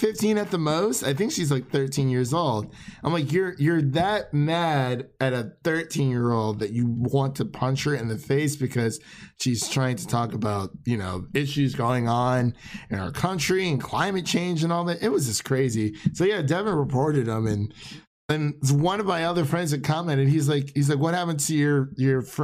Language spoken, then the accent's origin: English; Cleveland, Ohio, United States; moved away as an adult; now in Nashville, United States; We're both from the Cleveland area, so we went to high school together, grew up.